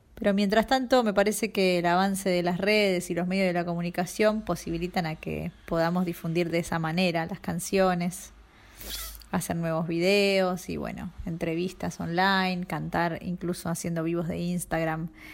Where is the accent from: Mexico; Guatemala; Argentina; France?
Argentina; Buenos Aires; soy música de Buenos Aires